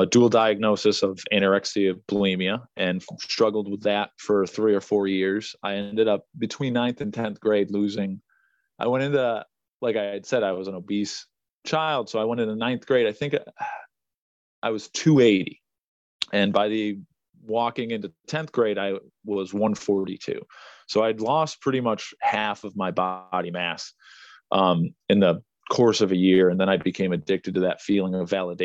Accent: Springfield, Massachusetts, United States; I'm born and raised in Springfield. That's where I am currently.

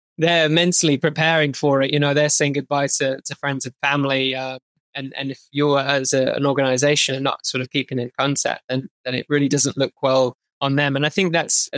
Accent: United Kingdom; moved away as an adult; as a Brit

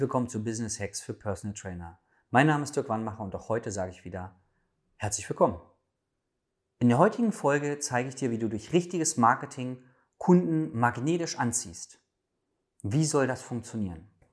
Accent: Berlin, Germany; als Berliner darf ich

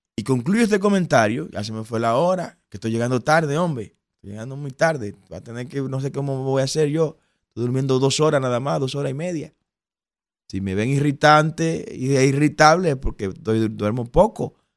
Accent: Dominican Republic

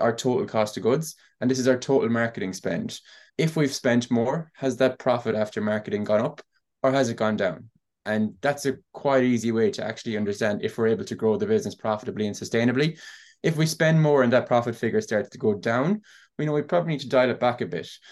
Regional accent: Ennis, County Clare, Ireland; I'm from Ennis in County Clare. I've grown up with e-commerce at home

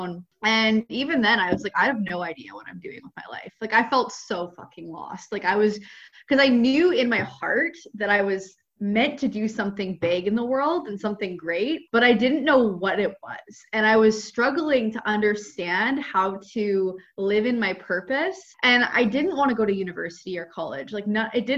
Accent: Ontario, Canada; moved away as an adult; I'm from Canada. I grew up in Ontario

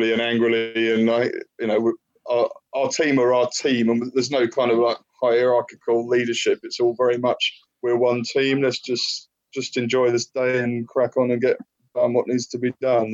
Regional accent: Maidstone, South East England, United Kingdom; moved away as an adult; also born or lived in Tunbridge Wells; now in Shrewsbury, United Kingdom; we're all from the southeast. I was born in Maidstone, mate, and other brothers born abroad. But yeah, we lived in Tunbridge Wells for quite a while

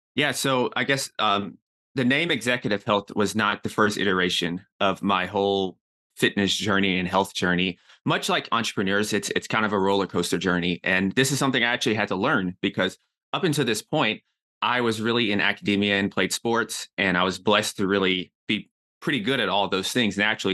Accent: Nashville, Tennessee, United States; moved away as an adult; also born or lived in New York City; I'm from Nashville, Tennessee.

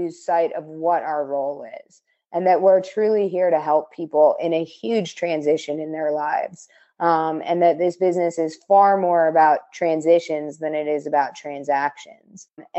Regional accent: Southampton, New York, United States; However, I grew up in New York. So I grew up in Southampton, which is a small town on the east end of Long Island. I've always said I'm kind of Yankee born and Sooner bred.

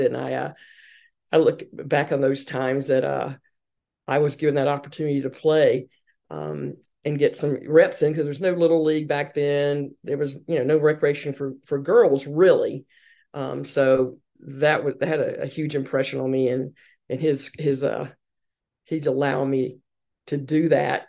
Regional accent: Hartsville, South Carolina, United States; accent: Southern; moved away as an adult; also born or lived in Boston; growing up in the South, in Hartsville, South Carolina

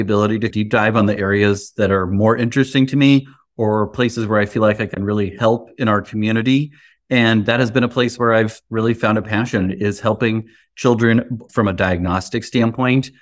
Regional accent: Lincoln, Nebraska, United States; I grew up here in Lincoln, Nebraska, which is where my practice is

